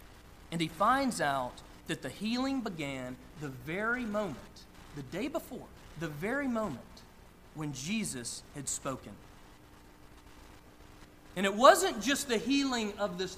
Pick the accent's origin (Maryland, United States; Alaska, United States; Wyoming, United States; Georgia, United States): Georgia, United States; Northeast; I grew up in Northeast Georgia, about an hour from downtown Atlanta